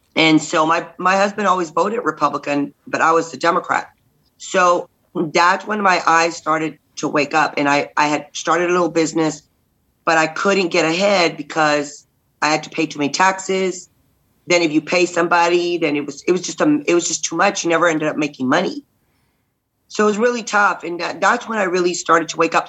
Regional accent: Robstown, Texas, United States; we're from like we're from Robstown, so we're from you know outside of Corpus

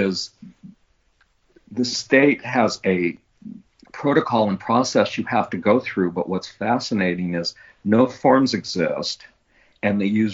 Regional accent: Long Beach, California, United States; I was born in Long Beach

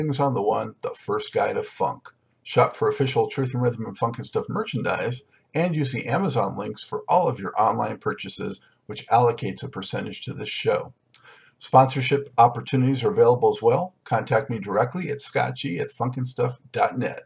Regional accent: Los Angeles, California, United States; moved away; I grew up in Los Angeles and mostly went to Santa Monica High School.

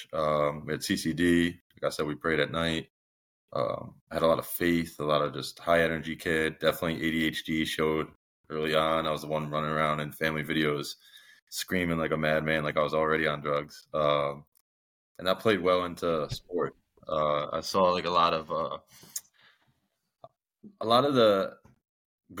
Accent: Danbury, Connecticut, United States; also born or lived in Brookfield, Connecticut; I grew up here in Connecticut. I was born and raised in a town next to it, a city, Danbury. About middle school, I moved over to Brookfield.

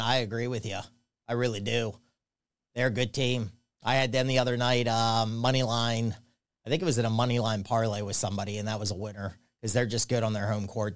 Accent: State College, Pennsylvania, United States; I grew up right outside Penn State

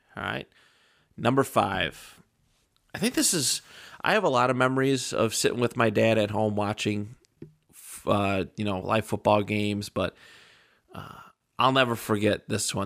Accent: Buffalo, New York, United States; we're from Buffalo

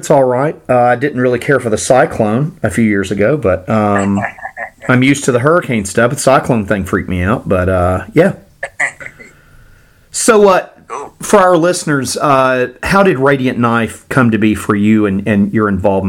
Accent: Miami, Florida, United States; moved away as an adult; also born or lived in Boca Raton; now in Pensacola, United States; I grew up in the Miami area

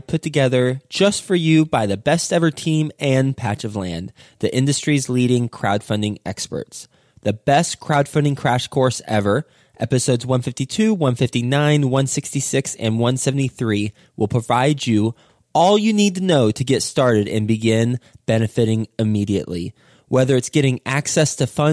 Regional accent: Fort Worth, Texas, United States; moved away; my hometown state, Texas, where he's actually in my hometown, Dallas, DFW. Actually, I guess technically I'm Fort Worth

